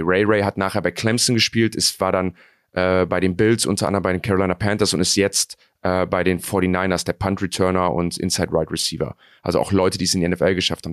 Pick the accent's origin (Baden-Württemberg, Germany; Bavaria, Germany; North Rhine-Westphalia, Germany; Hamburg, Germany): North Rhine-Westphalia, Germany; Cologne; ich bin Kölner